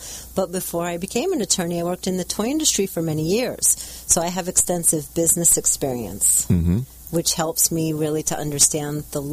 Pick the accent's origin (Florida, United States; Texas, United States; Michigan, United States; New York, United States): New York, United States; moved away as an adult; also born or lived in New Jersey; now in California, United States; I'm originally from New York, and so I'm licensed in New York and California. I've been here for about 10 years.